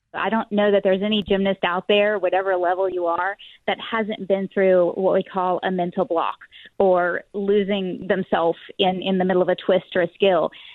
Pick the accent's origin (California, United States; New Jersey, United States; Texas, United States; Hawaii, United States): Texas, United States; Dallas; as a young man growing up in Dallas Fort Worth